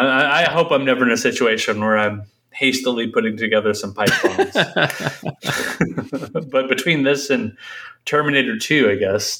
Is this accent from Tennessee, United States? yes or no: yes; Tennessee, United States; growing up in Tennessee